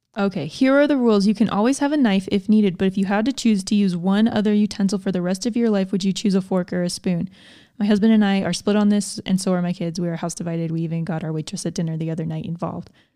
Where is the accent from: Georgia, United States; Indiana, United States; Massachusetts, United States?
Georgia, United States; I grew up in Georgia